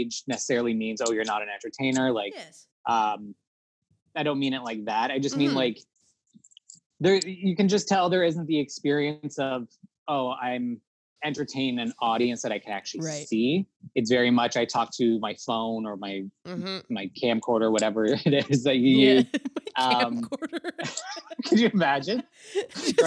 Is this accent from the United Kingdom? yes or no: no; Toronto, Ontario, Canada; we're from Toronto